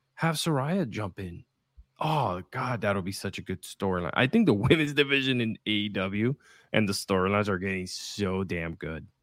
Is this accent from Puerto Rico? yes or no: yes; Puerto Rico; English is a second language; I was born and raised in Puerto Rico